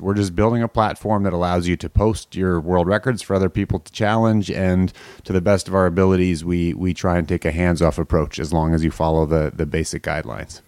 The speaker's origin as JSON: {"language": "English", "country": "Canada", "tie": "born or raised there", "said": "I grew up in Canada"}